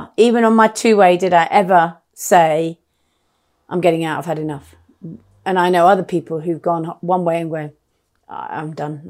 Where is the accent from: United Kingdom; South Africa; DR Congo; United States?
DR Congo; born there; So, I was born in the Belgian Congo.